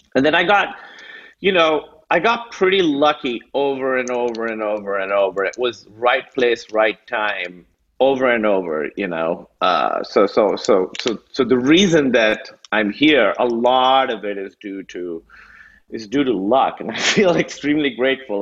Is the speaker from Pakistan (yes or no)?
yes; Karachi, Sindh, Pakistan; also born or lived in Chicago / New York; now in United States; I grew up in Karachi, which is like 20 million people.